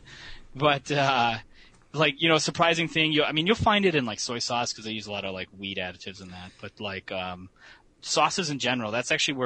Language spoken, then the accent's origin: English; Chicago, Illinois, United States; I grew up in Chicago